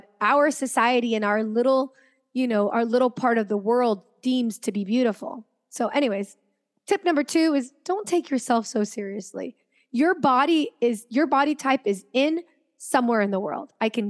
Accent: Venezuela; also born or lived in United States / France; So I'm from Venezuela originally, but I didn't grow up there my entire life. I grew up between Venezuela, the United States, and France.

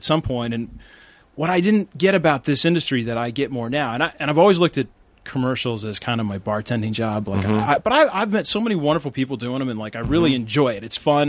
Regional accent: Midwest, United States; I'm from the Midwest.

